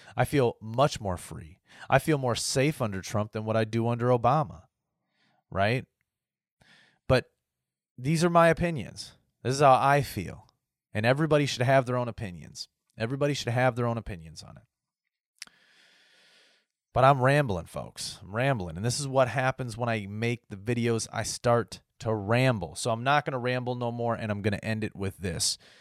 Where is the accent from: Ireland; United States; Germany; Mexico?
United States; my rights as an American.